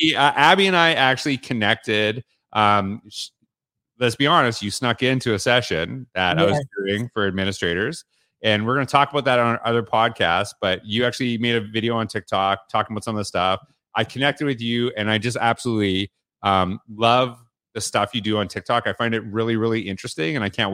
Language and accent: English; Canada; So you know I'm from Canada.